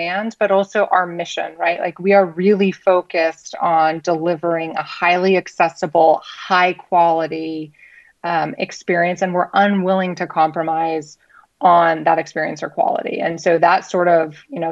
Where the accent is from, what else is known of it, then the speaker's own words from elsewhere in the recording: United States; I can say this as an American